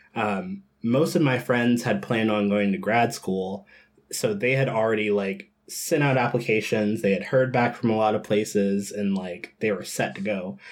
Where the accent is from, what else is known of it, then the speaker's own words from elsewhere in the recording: Georgia, United States; I grew up in Georgia, um, in a part of Georgia that is called the Bible Belt